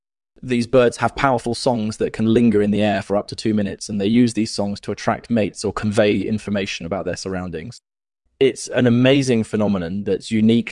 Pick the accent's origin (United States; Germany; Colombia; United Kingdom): Colombia; also born or lived in Venezuela; I grew up in Colombia and Venezuela, and I've been interested in birds my whole life.